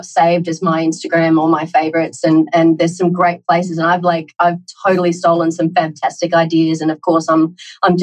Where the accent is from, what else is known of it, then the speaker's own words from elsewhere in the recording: Australia; accent: Australian; moved away as an adult; now in Tokyo, Japan; I'm Australian, clearly from my accent.